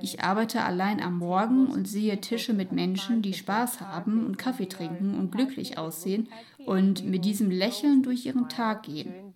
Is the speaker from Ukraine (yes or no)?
yes; Ukraine; German is a second language; moved away as an adult; now in Bucharest, Romania; ich bin eine Mischung aus der ukrainischen Kultur gemischt mit der Kultur meiner Heimatstadt. Es ist dort nämlich noch etwas anders als im Rest der Ukraine. Es ist eine Küstenstadt